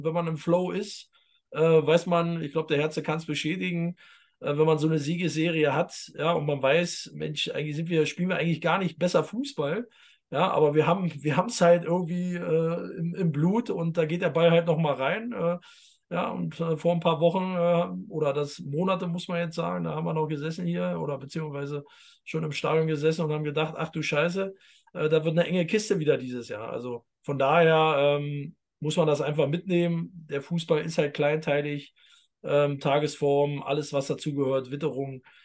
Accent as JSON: {"language": "German", "region": "East Germany", "country": "Germany", "said": "ich als Ossi darf das sagen"}